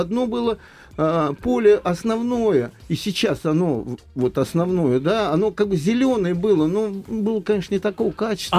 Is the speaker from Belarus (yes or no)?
no; Moscow Oblast, Russia; moved away as an adult; now in Moscow, Russia; я застал мальчишка из Подмосковья, приезжал в те же Сокольники